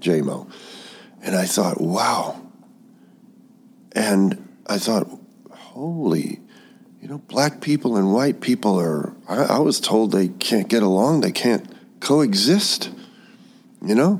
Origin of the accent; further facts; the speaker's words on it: Jacksonville, Florida, United States; I grew up in Jacksonville, Florida